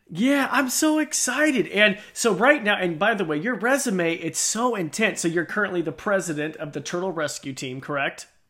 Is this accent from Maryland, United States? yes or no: no; Idaho, United States; I'm from Idaho.